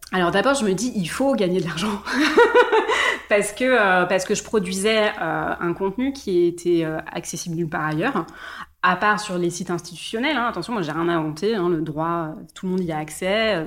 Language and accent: French; Mulhouse, Grand Est, France; moved away; also born or lived in southern France; J'ai grandi en Alsace, dans le du cul de l'Alsace à Mulhouse, à la frontière allemande.